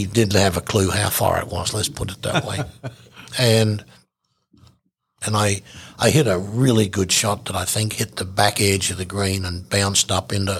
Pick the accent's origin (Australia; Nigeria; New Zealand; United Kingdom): Australia; I'm an Aussie guy